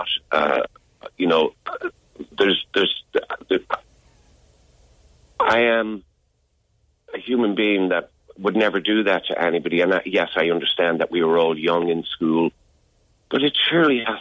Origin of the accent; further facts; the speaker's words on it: Dublin, Leinster, Ireland; also born or lived in Chicago / Clondalkin; I was born in Chicago, but I was raised in Dublin. I only lived in Chicago for a month.